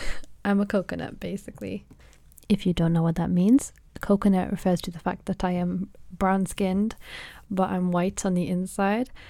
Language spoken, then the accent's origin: English; Manchester, North West England, United Kingdom; also born or lived in Rochdale; Then we moved to Manchester